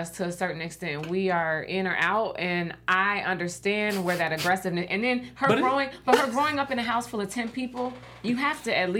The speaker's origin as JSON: {"language": "English", "town": "Chicago", "region": "Illinois", "country": "United States", "said": "I'm from Chicago too."}